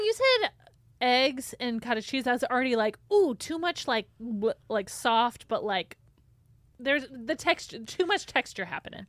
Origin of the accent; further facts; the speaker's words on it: Michigan, United States; moved away; growing up in Michigan